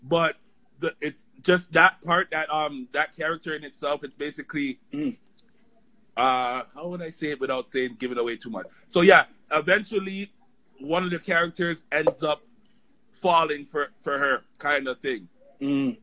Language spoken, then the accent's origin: English; Toronto, Ontario, Canada; also born or lived in Oakwood and Vaughan; I grew up in Finch, but that's like my ends.